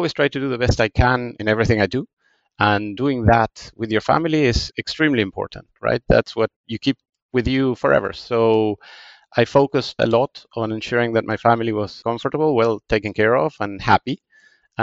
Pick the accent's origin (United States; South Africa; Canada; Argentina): Argentina; Buenos Aires; English is a second language; moved away; So I grew up in Buenos Aires, in Argentina